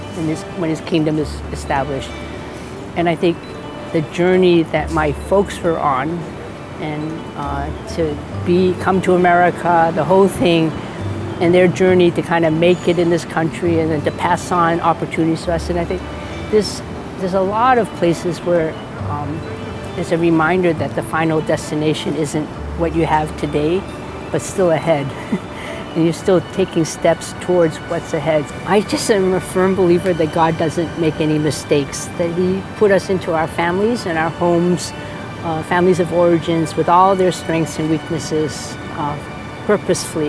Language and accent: English; United States; I'm Chinese American